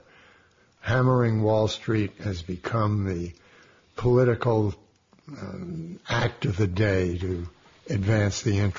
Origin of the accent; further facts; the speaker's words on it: New York City, New York, United States; growing up in Brooklyn, my grandfather, who was an immigrant